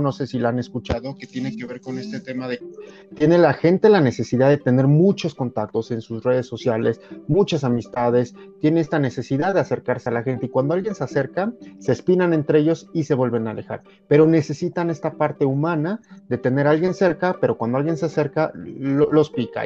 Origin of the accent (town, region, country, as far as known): Mexico